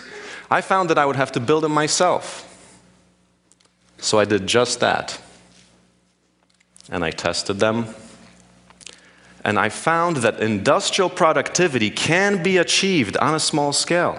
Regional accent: Poland; now in United States; I was born in Poland, now in the US.

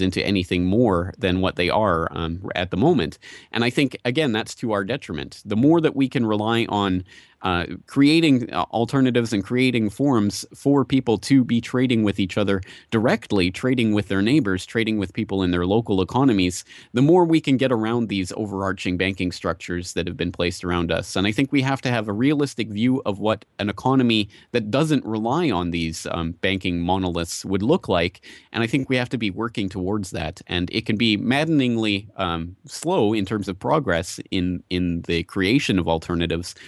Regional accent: Calgary, Alberta, Canada; I'm from Calgary, Canada

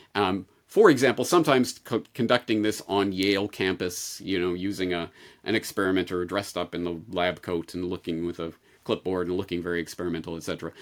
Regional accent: Canada; growing up in Canada with the Canadian health system

